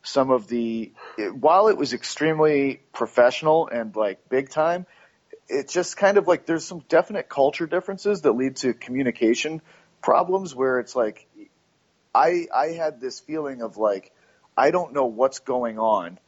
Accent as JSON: {"language": "English", "country": "United States", "said": "I'm American"}